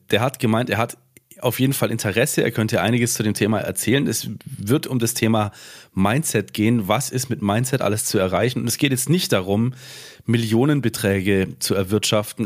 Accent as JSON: {"language": "German", "region": "Swabia", "country": "Germany", "said": "ich bin ja auch Schwabe, ich mache halt gern Dialekte nach"}